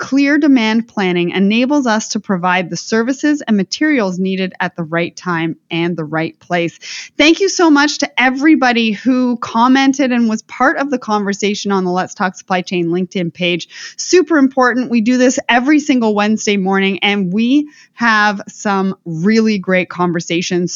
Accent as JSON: {"language": "English", "country": "Canada", "said": "I come from Canada"}